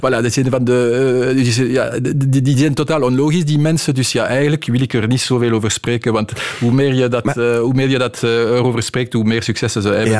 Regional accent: Namur, Wallonia, Belgium; also born or lived in Schelle, Belgium; Ik kom van Namen, hè. dus de, de Waalse hoofdstad.

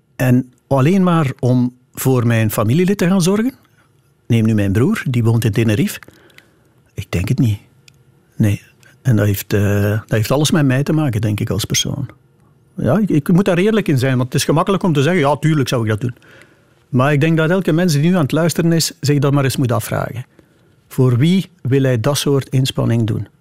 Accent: Meetjesland, Flanders, Belgium; het Meetjesland, waar ik vandaan kom

